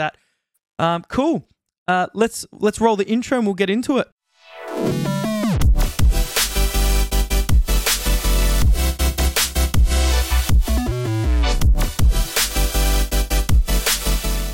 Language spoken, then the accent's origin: English; Australia; accent: Australian; we're from Australia, if you didn't guess by the accents already